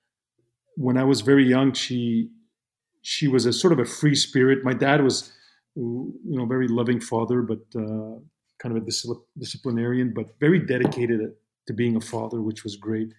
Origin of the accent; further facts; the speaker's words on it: Montreal, Quebec, Canada; first language Italian; English is a second language; I was born and raised in Montreal